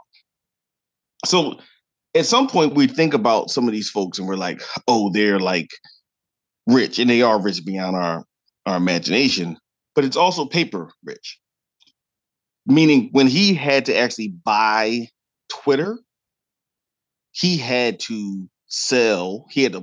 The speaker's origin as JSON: {"language": "English", "region": "Delaware Valley", "country": "United States", "said": "we're both from the Delaware Valley"}